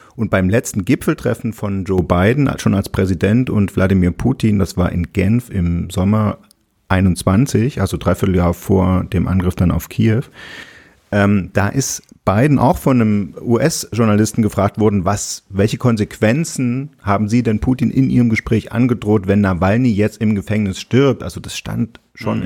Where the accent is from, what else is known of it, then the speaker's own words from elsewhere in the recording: Berlin, Germany; Wir sind in Ostberlin aufgewachsen